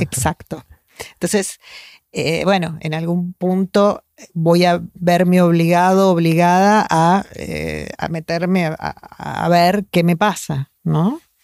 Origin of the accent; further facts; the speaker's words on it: Argentina; acá en Argentina, estamos muy acostumbrados a que la gente haga terapia